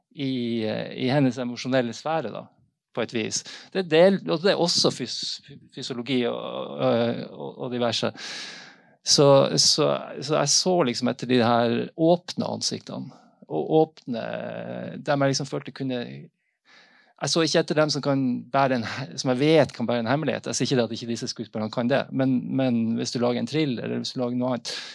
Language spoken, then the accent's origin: Norwegian; Northern Norway, Norway; Jeg kommer fra Nord-Norge og, og har hørt disse historiene gjennom familie